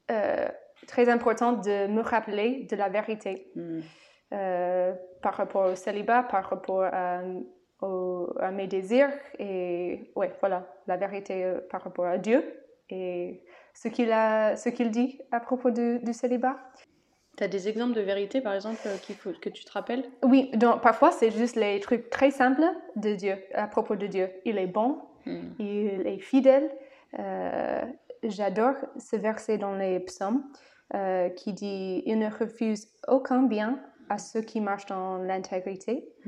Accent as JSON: {"language": "French", "country": "United States", "second_language": "French", "moved": "yes", "said": "en tant qu'américaine."}